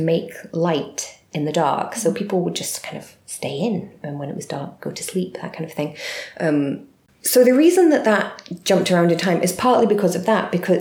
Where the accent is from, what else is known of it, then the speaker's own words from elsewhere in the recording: Glasgow, Scotland, United Kingdom; I'm very Glaswegian, speaking very quickly.